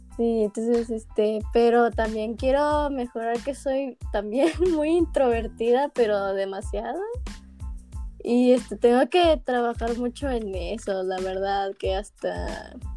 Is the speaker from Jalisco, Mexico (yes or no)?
yes; Guadalajara, Jalisco, Mexico; yo también soy de Guadalajara, Jalisco